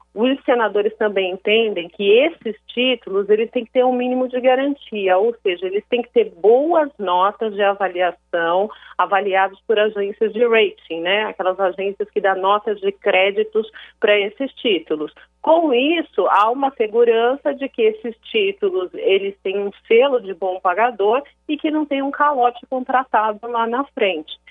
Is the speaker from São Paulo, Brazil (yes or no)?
yes; São Paulo, Brazil; also born or lived in Brasília; eu sou de São Paulo